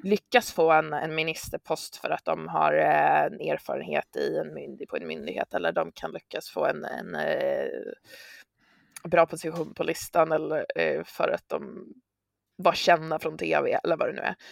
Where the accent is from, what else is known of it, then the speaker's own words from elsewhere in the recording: Örebro, Örebro County, Sweden; also born or lived in Stockholm; då föddes jag i Örebro, Jag eh, har växt upp där